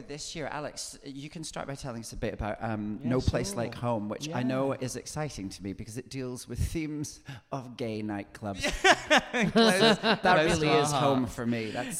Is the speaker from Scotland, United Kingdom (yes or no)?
yes; near Edinburgh, Scotland, United Kingdom; I grew up near Edinburgh